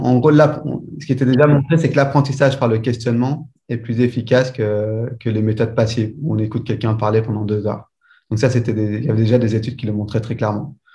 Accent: Belgium; j'étudie en, en Belgique, je suis belge.

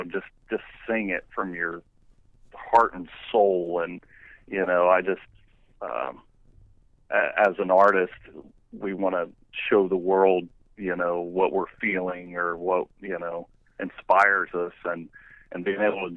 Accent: Southern Ohio, United States; now in Indiana, United States; I live in Indiana now. I was actually born and raised in Southern Ohio

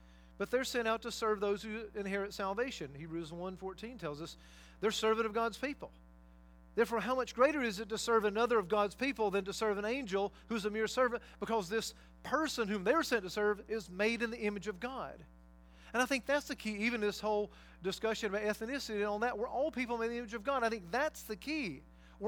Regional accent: North Georgia, United States; moved away; I worked in prison ministry when I lived in Georgia many years ago for, I guess, 2 or 3 years through Prison Fellowship, Chuck Colson's ministry, there in my hometown and in different places in North Georgia

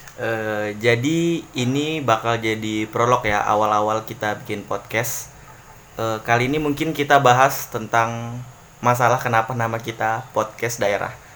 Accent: Handil, East Kalimantan, Indonesia; moved away as an adult; now in Samarinda, Indonesia; kita ini berasal dari Handil

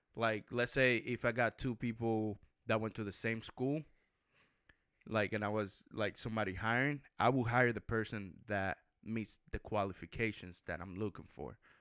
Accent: Puerto Rico; I grew up in Puerto Rico

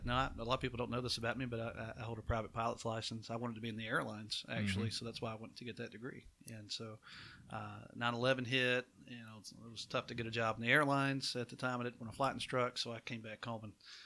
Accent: Providence, Alabama, United States; I grew up in the Providence community down south Walker County. Went to Oakman High School

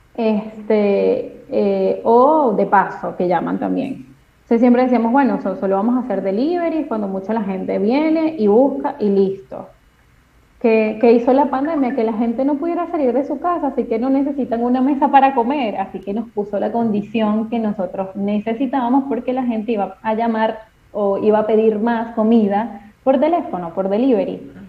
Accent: Venezuela; moved away as an adult; now in Argentina; soy venezolana

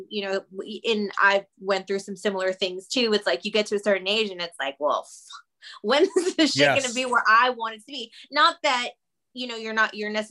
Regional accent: Austin, Texas, United States; moved away as an adult; also born or lived in Los Angeles, California; I grew up in Texas. I'm actually back in Texas now, but when I lived in LA for 17 years

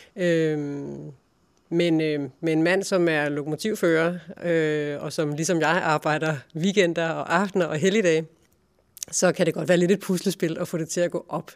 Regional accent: Funder, Central Denmark Region, Denmark; moved away as an adult; also born or lived in Silkeborg / Berlin / Karlebo; Jeg er født i Funder, uden for Silkeborg, øh, i 1978. Og øh, gik i skole, i Funder skole

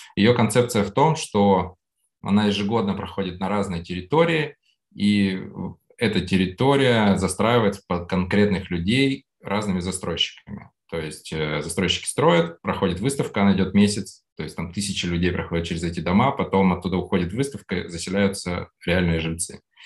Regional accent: Urals, Russia; moved away; also born or lived in Saint Petersburg; я еще там с Урала, я там руками постоянно что-то делал, э, жил там за городом с папой

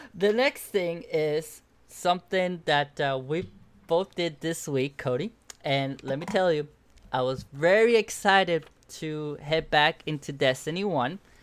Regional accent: Cuba; moved away; I grew up in Cuba

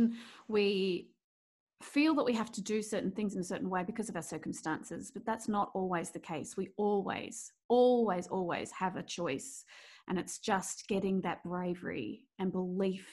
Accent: Melbourne, Victoria, Australia; I'm from Australia. I'm from beautiful sunny Melbourne

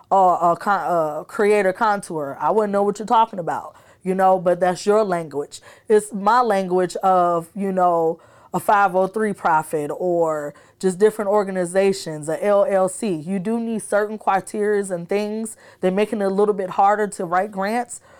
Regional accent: Davenport, Iowa, United States; also born or lived in Chicago, Illinois; So majority of my high school, I came from Davenport, Iowa. Okay. So you can say I'm from there, but I was born in Chicago and I've been back and forth.

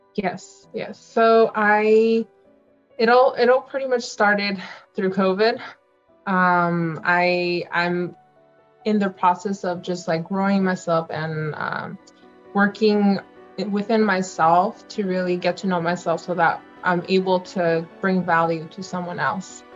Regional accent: Central Coast, California, United States; I'm from the Central Coast

